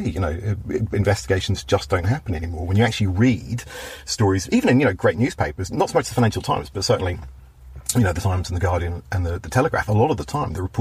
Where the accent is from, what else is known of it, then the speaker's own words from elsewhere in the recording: Belfast, Northern Ireland, United Kingdom; accent: Belfast; whatever slight twinge of Belfast remains in my oh